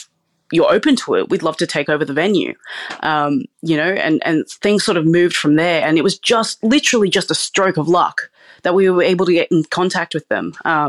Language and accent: English; Sydney, New South Wales, Australia; Yeah, so I was born and raised in Sydney, but my parents are actually from a tiny village in Sarawak, Malaysia, called Cebu.